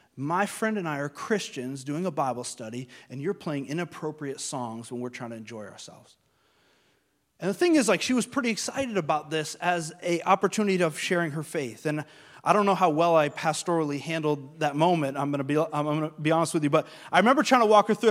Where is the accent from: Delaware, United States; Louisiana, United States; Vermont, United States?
Vermont, United States; moved away as an adult; also born or lived in Long Island, New York; I'm from Vermont, which is not a very diverse place.